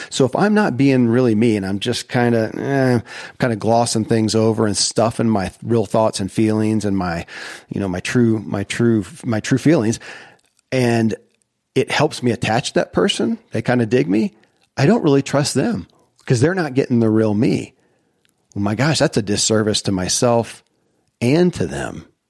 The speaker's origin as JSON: {"language": "English", "region": "Kentucky", "country": "United States", "tie": "born or raised there"}